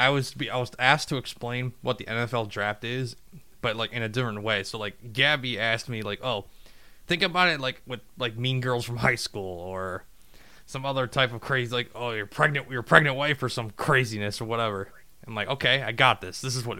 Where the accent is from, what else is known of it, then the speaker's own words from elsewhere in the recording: southeast Michigan, United States; because we're all from Michigan, you know, southeast